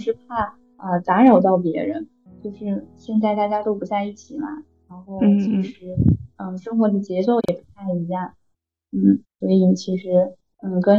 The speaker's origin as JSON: {"language": "Chinese", "region": "Fujian", "country": "China", "said": "我是福建人。"}